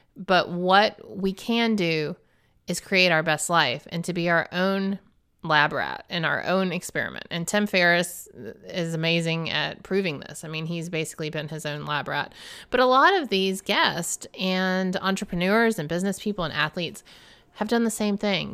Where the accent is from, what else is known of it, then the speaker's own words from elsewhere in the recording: the South, United States; I'm a Southerner, y'alls.